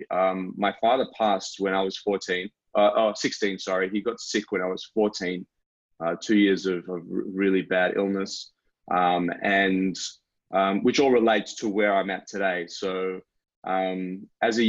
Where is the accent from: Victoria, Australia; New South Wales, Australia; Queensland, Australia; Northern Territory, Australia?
New South Wales, Australia; Sydney; moved away as an adult; also born or lived in Los Angeles, California; now in Melbourne, Australia; I'm originally from Sydney, Australia, but I spent nearly 9 years in Los Angeles, California